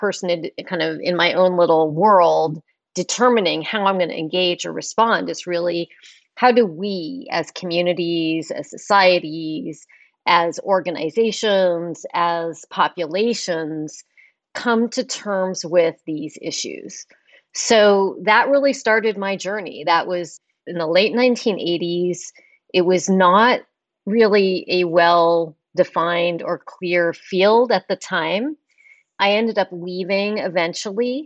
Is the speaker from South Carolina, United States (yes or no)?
no; Palo Alto, California, United States; I grew up actually in Palo Alto